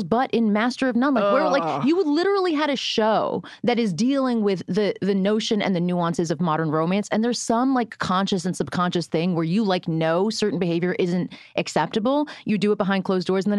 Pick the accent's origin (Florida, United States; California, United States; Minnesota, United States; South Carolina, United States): Florida, United States; I'm from Florida